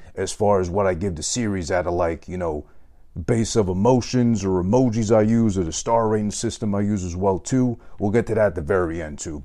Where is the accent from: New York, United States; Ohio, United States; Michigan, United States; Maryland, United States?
New York, United States; I'm from New York